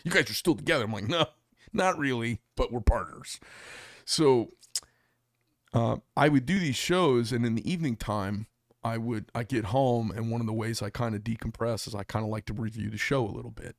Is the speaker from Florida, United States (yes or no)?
no; Arizona, United States; I'm from Arizona